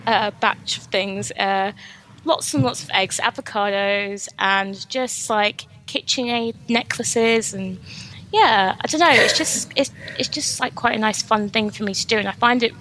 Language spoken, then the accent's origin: English; London, United Kingdom; moved away as an adult; now in Leeds, United Kingdom; I'm actually from London. I moved up to Leeds in 2016